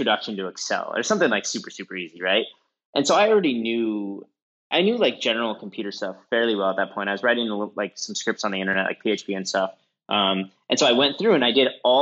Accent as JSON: {"language": "English", "region": "Midwest", "country": "United States", "said": "I'm from the Midwest"}